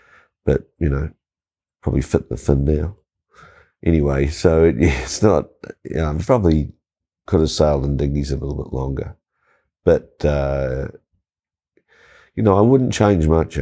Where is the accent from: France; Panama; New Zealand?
New Zealand; So I grew up here